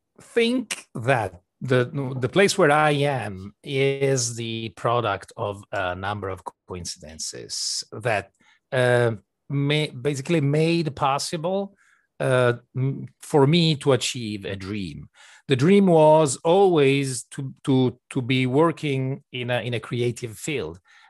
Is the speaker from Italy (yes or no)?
yes; Venice, Veneto, Italy; And the lucky part was that we grew up in Venice, where we still have a studio and where we live. And in Venice, there's one of the only game studios in Italy